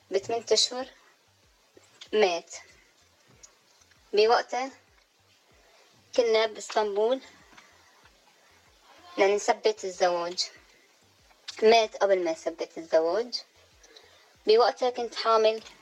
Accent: Syria; now in Turkey; أنا سيدة سورية

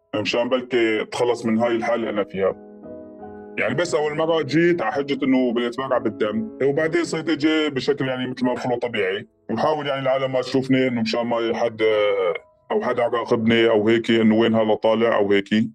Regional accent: village near Wadi al-Deif camp, Idlib Governorate, Syria; also born or lived in Atmeh; بعيد عن ضيعتنا شالي 5 كيلومتر

